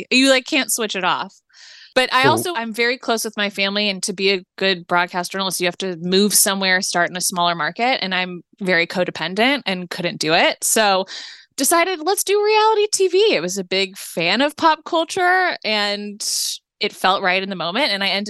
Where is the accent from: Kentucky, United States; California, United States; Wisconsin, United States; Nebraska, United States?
California, United States; Los Angeles; I am born and raised in LA, which I feel like is not that common though to be born and raised here.